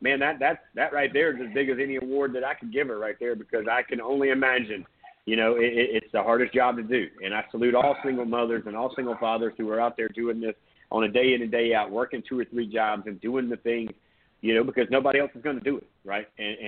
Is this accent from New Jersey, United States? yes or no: no; Myrtle Beach, South Carolina, United States; I grew up in Myrtle Beach.